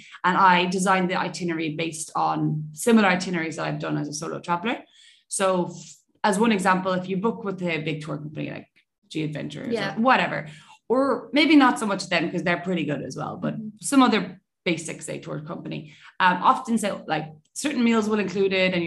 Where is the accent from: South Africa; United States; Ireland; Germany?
Ireland; I'm Irish, obviously.